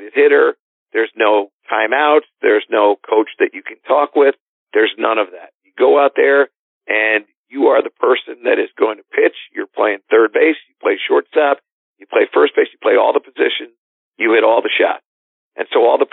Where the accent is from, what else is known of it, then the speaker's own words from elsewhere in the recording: Connecticut, United States; in Connecticut, which is my home state